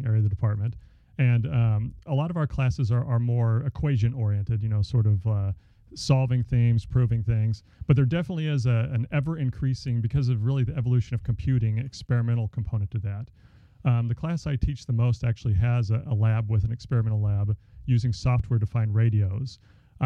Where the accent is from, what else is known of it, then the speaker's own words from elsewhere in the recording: Dallas, Texas, United States; moved away; I grew up in the Dallas area